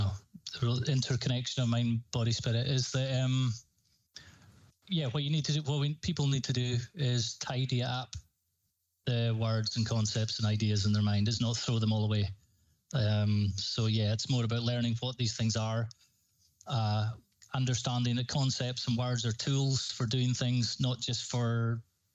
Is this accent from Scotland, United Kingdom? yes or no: yes; Highlands, Scotland, United Kingdom; If people haven't noticed my voice, I'm from Scotland. I'm from the Highlands in Scotland.